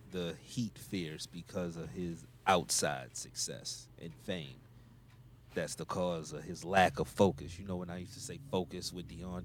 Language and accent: English; Milwaukee, Wisconsin, United States; I'm from Milwaukee. I grew up in Wisconsin.